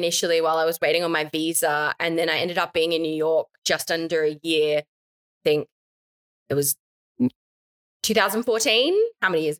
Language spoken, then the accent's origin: English; Australia; being an Australian, and I think this applies no matter where you go around the world